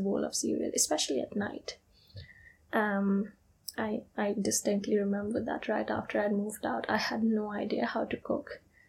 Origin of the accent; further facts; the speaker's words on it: India; English is a second language; also born or lived in United Kingdom; I am from India, but I've also lived in the UK in my recent past. And I'm actually currently in the process of moving back there.